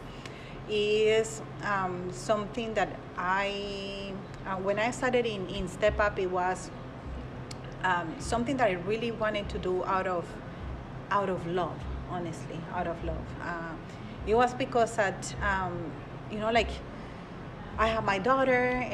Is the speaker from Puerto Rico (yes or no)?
no; Colombia; now in Madison, United States; I am from Colombia